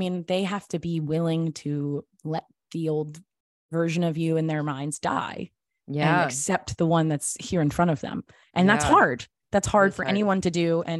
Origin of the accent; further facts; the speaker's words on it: Tennessee, United States; also born or lived in Los Angeles / Texas / Georgia; now in New York, United States; So I was born in Los Angeles, but I only lived there till I was six. So I don't like to claim it. And I grew up in various states in the South. So I grew up in Tennessee, Texas, and Georgia primarily.